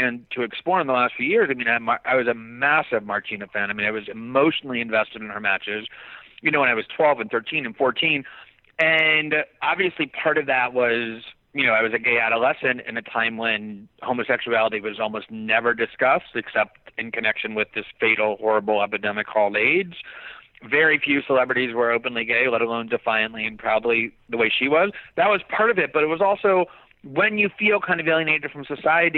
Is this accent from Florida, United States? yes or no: yes; Fort Lauderdale, Florida, United States; we grew up in Fort Lauderdale